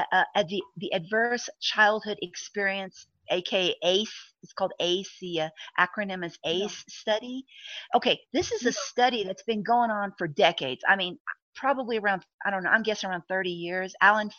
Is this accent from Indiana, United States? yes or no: no; Texas, United States; I'm a Texan